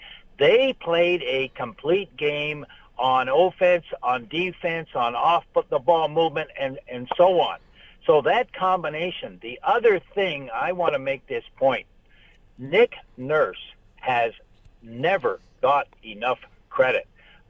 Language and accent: English; Canada; as a Canadian